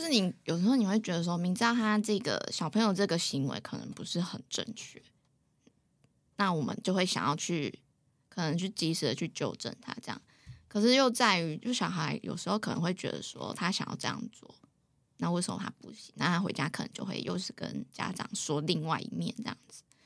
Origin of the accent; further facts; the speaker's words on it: Taipei, Taiwan; moved away as an adult; now in Taichung, Taiwan; 我从小就在台北，新北市生活